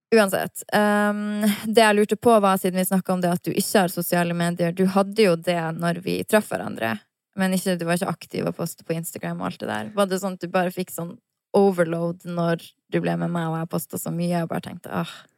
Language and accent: Norwegian; Harstad, Troms, Norway; now in Oslo, Norway; når jeg er hjemme i Harstad